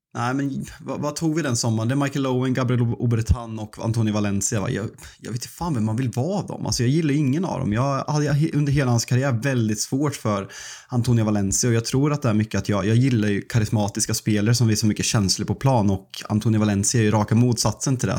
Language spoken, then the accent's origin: Swedish; Sweden; som svensk